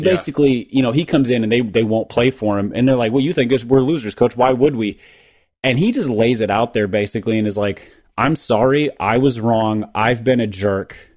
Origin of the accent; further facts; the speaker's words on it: Minneapolis area, Minnesota, United States; the original Mighty Ducks, which came out in ninety-two, ninety-three, you know, was, was filmed in my hometown